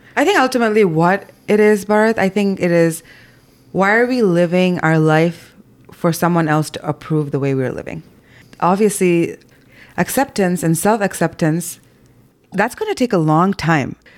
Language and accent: English; Zambia; moved away; growing up in Zambia